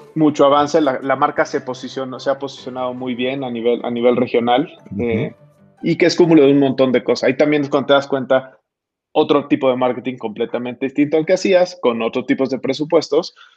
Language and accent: Spanish; Mexico; nuestros connacionales